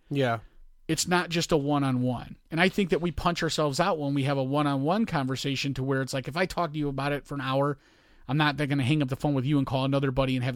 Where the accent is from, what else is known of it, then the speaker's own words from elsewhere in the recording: Hessville, Indiana, United States; I grew up in Hessville